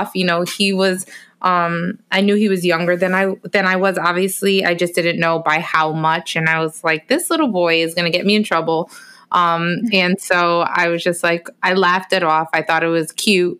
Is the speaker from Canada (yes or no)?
no; Bridgeport, Connecticut, United States; also born or lived in Orlando; I finally made it back to my hometown of Bridgeport, Connecticut